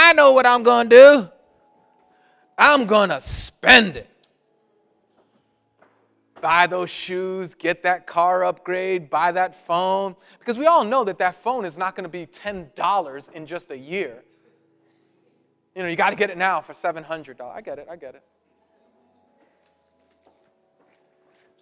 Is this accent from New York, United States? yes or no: yes; New York City, New York, United States; I'm Puerto Rican and I'm from Brooklyn